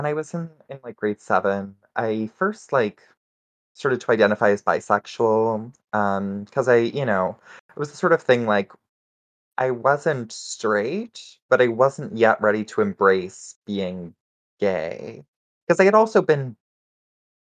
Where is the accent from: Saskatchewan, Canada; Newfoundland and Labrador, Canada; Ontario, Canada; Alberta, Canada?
Saskatchewan, Canada; I grew up in Saskatchewan, which is, for those not in the know, it's one of the Canadian prairie provinces